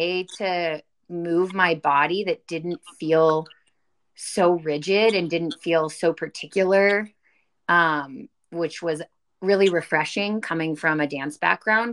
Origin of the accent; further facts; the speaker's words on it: Dallas, Texas, United States; moved away as an adult; now in Pittsburgh, United States; I'm originally from Dallas. I went to school in Pittsburgh. That's what brought me to Pittsburgh. That's where May and I are